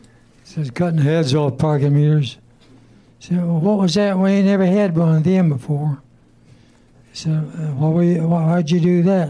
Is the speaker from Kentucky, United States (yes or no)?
yes; Kentucky, United States; No, I'm from Kentucky.